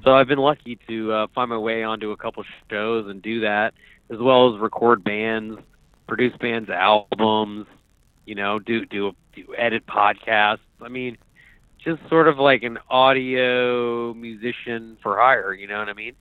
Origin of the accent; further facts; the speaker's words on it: Fairfax, Virginia, United States; I grew up on the Virginia side of Washington D.C out there in the suburbs in Fairfax, Virginia